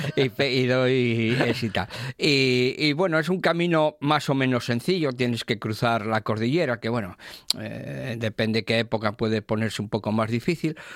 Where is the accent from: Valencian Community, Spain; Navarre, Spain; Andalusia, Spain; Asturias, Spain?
Asturias, Spain; los astures